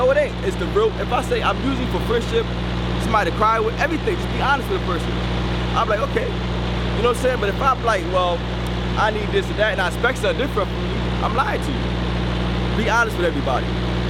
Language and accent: English; Washington, District of Columbia, United States; Washington, D.C., man.